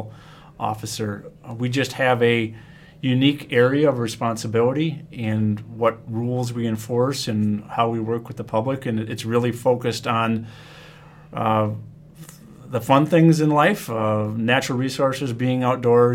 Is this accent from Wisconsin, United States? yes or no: yes; Wisconsin, United States; I'm born and raised in Wisconsin